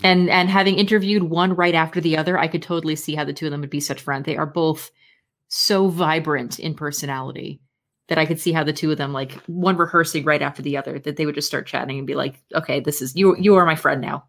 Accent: United States; I am an American

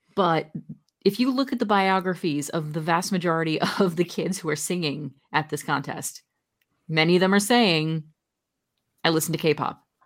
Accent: New Jersey, United States; born and raised in my home state of New Jersey

